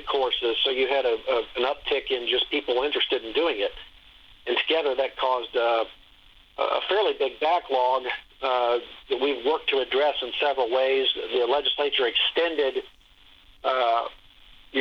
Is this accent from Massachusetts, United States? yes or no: no; Dayton, Ohio, United States; now in Columbus, United States; Dayton's actually my hometown. And, I live in Columbus area now, but for many years. But I grew up in Dayton